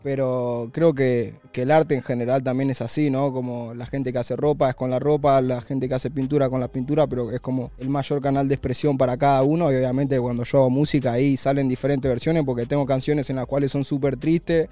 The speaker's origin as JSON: {"language": "Spanish", "region": "Buenos Aires", "country": "Argentina", "tie": "born or raised there", "said": "la plaza de, la boca, del barrio de, donde yo nací"}